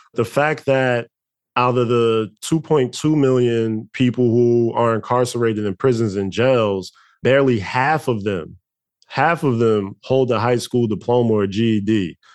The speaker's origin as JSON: {"language": "English", "town": "Newark", "region": "New Jersey", "country": "United States", "tie": "born or raised there", "said": "where I grew up at in Newark, New Jersey"}